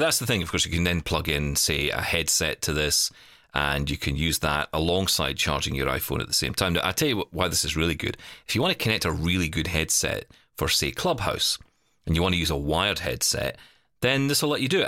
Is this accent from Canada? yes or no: no; Glasgow, Scotland, United Kingdom; I was in the city of Glasgow, my hometown